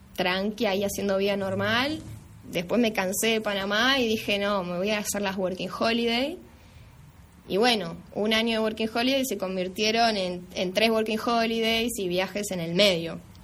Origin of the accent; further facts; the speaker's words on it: Argentina; moved away; estando yo en mi país